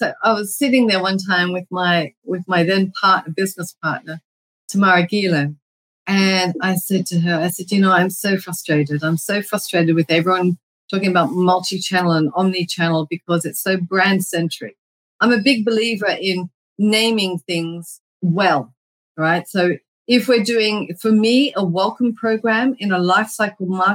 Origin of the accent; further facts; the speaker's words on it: Australia; moved away; in Australia, I'm Australian